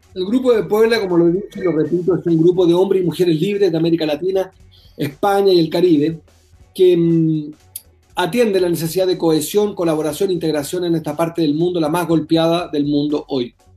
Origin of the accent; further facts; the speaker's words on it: Chile; Yo soy vecino de Bolivia como chileno.